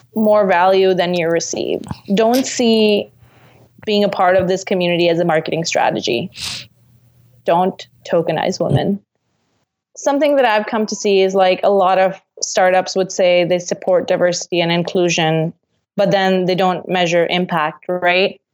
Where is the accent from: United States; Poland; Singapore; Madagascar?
Singapore; now in Canada; I'm from Singapore, and so when I came to Canada